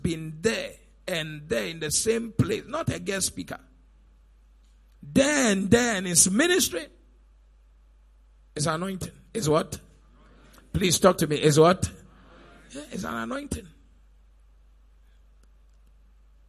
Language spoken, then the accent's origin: English; Elmina, Central Region, Ghana; also born or lived in Cape Coast; I actually come from Elimina.